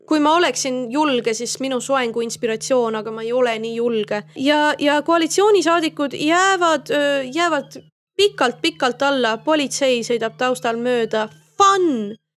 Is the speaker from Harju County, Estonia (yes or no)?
yes; Keila, Harju County, Estonia; ma olen Keilast pärit, ma käisin Vikerkaare lasteaias